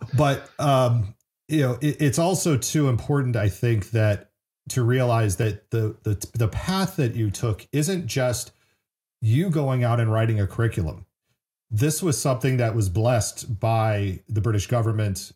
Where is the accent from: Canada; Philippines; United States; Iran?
United States; San Francisco Bay Area, California; I grew up in the Bay Area in the '90s, and so uh, San Francisco area